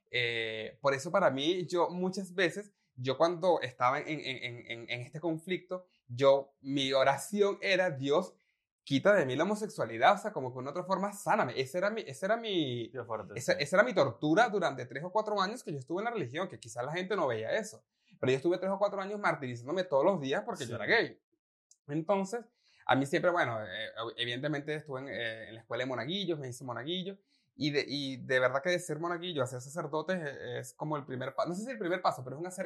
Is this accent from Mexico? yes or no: no; Venezuela; yo, soy, el venezolano que ha sido criado a punta arepa.